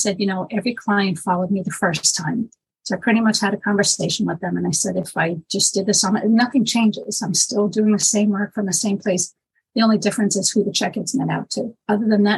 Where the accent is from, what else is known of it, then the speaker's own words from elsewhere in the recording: New York City, New York, United States; moved away as an adult; now in Long Island, United States; I'm born and raised in Manhattan, but for the past 20 years now, I'm in Long Island